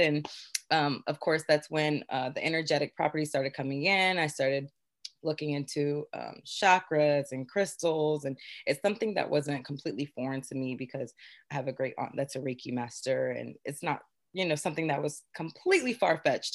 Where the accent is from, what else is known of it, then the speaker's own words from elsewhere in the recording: Beaufort, South Carolina, United States; born and raised in Beaufort, South Carolina